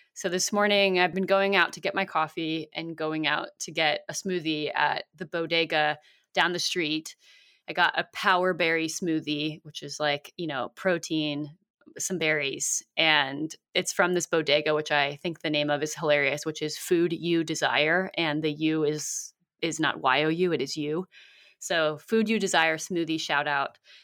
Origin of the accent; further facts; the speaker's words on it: South Bay, Bay Area, California, United States; I grew up in the South Bay near San Jose and Santa Cruz